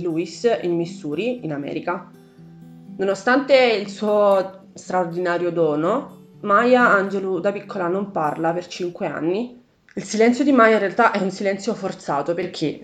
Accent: Italy; io sia nata bianca e in Italia

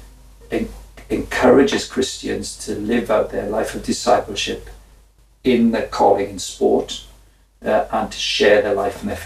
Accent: Wales, United Kingdom; I was from the Welsh working class

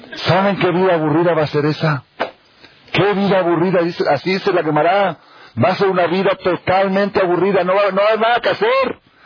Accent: Argentina; moved away; yo soy argentino, ahí somos puro fútbol de chiquito

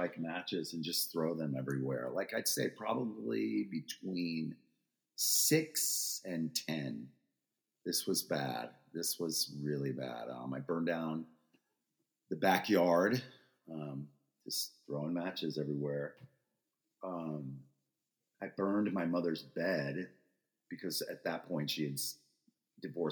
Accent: Freeport, New York, United States; I was born in Freeport, Long Island, in 1964

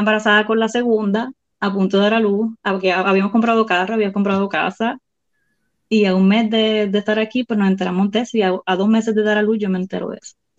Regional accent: Puerto Rico; moved away as an adult; also born or lived in Sarasota, Florida / Miami, Florida; now in Clermont, United States

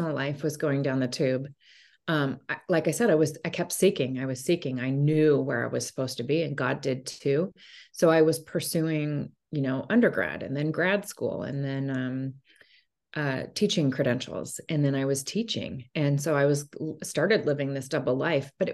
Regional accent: Portland, Oregon, United States; also born or lived in Bay Area, California; I'm a Portland native. I was born and raised here, grew up here

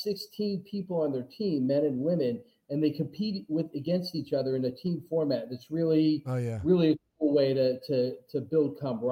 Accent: Philadelphia, Pennsylvania, United States; now in Las Vegas, United States; I'm from Philly

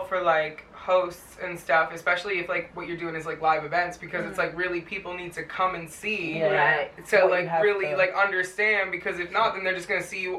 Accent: Harrisburg, Pennsylvania, United States; I'm from Harrisburg, which is like outside of Philly.

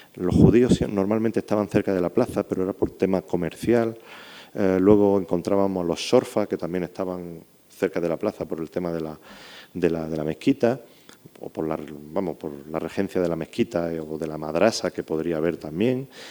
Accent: Andalusia, Spain; accent: Andalusian; also born or lived in Morocco; Perdonadme por mi acentillo andaluz, pero es que me crié por ahí, por eso lo tengo así.

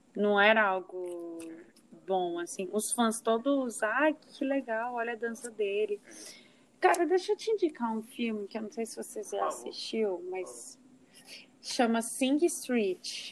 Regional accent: Uberaba, Minas Gerais, Brazil; eu sou de Uberaba

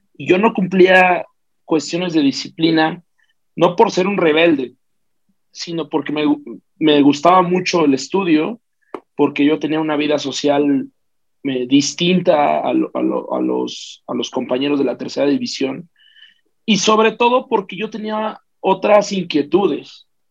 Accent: Mexico City, Mexico; Yo soy de la Ciudad de México, yo nací en Tlatelolco

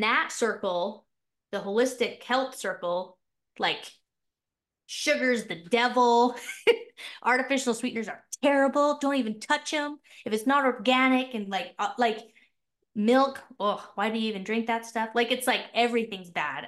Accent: Utah, United States; also born or lived in Mapleton, Utah; I'm from Utah. I live in this little town called Mapleton, Utah.

